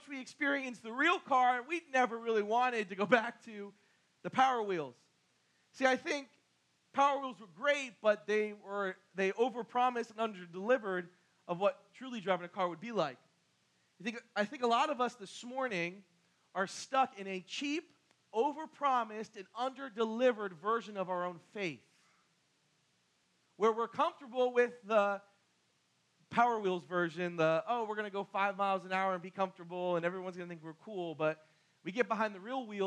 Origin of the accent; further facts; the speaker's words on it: Barnegat, New Jersey, United States; I'm from Barnegat